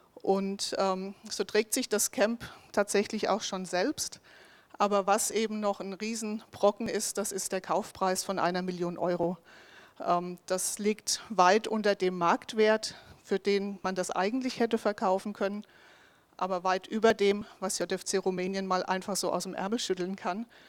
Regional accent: Bensheim, Hesse, Germany; also born or lived in Bavaria / Sweden / Mühltal; ich komme tatsächlich hier ganz aus der Nähe, bin in Bensheimzell aufgewachsen

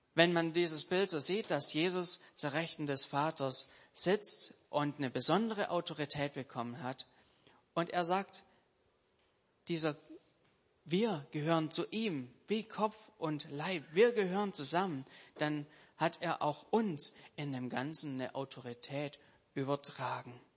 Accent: Germany; als Deutsche

